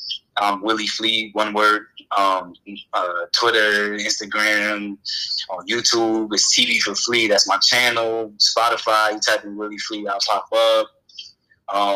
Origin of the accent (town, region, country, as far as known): New York, United States; born or raised there; moved away; also born or lived in Fort Lauderdale, Florida / Tampa, Florida